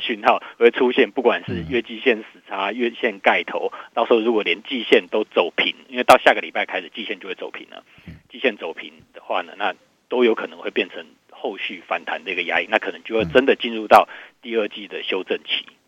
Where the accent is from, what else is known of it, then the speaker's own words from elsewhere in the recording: Taiwan; 我们台湾这边有富台期的结算哦